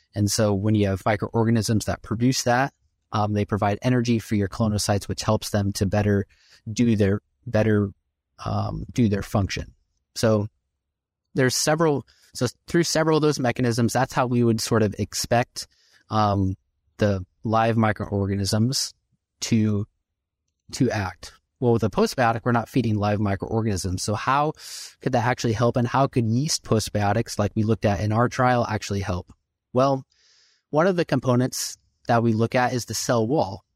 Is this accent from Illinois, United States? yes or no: yes; Illinois, United States; moved away; I grew up in Illinois